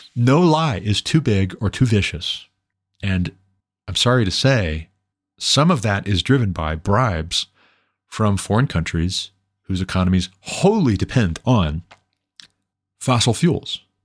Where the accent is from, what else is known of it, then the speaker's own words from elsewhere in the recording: Montana, United States; I moved back to my home state of Montana